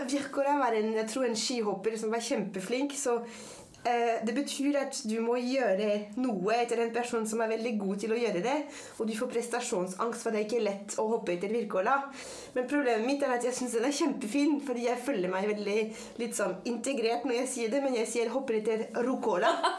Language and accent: Norwegian; France; Norwegian is a second language; moved away as an adult; also born or lived in Paris; now in Norway; jeg er født og vokst opp i Frankrike